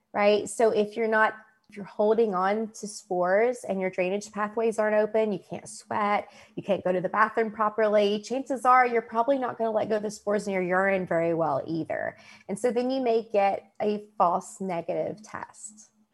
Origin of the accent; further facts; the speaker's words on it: West Virginia, United States; moved away; also born or lived in Kentucky; I was born in West Virginia, um, and Kentucky is my adult life.